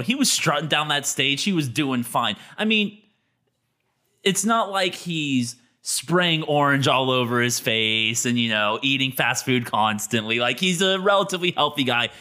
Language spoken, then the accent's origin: English; United States; As an American